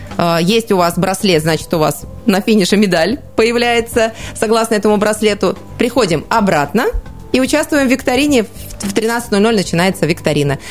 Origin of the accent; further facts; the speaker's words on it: Siberia, Russia; also born or lived in Krasnoyarsk; мы, естественно, сибиряки